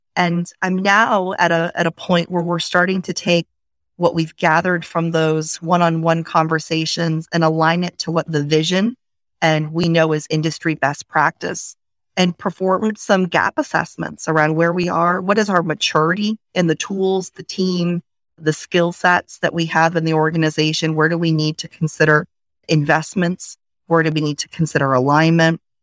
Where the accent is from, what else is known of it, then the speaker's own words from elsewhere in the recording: Maine, United States; moved away; also born or lived in Washington, District of Columbia, United States; I grew up in Maine, so came from a small town, a small community